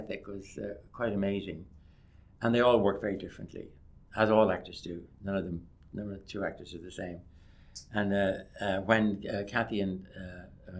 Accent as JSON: {"language": "English", "country": "Ireland"}